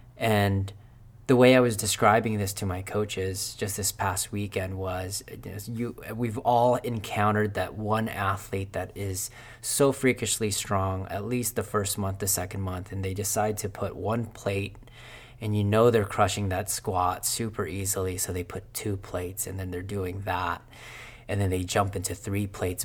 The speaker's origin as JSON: {"language": "English", "country": "Philippines", "tie": "born or raised there", "second_language": "English", "moved": "yes", "said": "I was born in Philippines."}